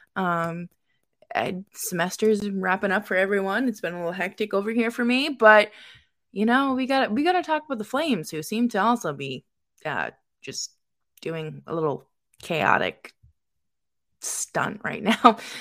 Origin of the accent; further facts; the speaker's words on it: Boston, Massachusetts, United States; also born or lived in upstate New York; now in New York, United States; I'm originally from Boston